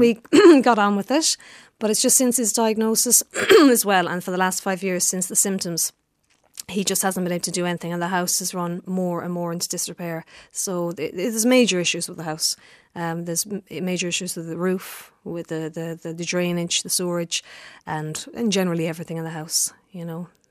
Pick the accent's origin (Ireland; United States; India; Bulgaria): Ireland; Lisnagry, Munster; I grew up in Lister Gry